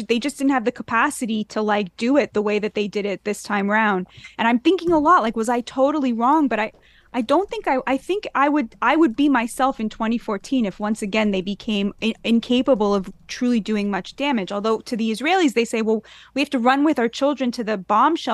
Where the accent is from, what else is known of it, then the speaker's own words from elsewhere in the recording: United States; I think as an American